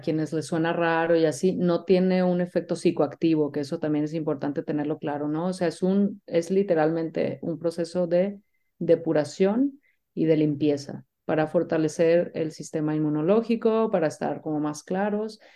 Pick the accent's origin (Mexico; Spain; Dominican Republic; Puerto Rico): Mexico; Yo soy mexicana